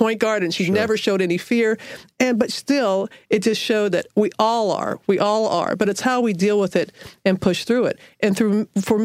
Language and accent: English; Biloxi, Mississippi, United States; moved away as an adult; I was in Biloxi, Mississippi, and living happily ever after. It was my hometown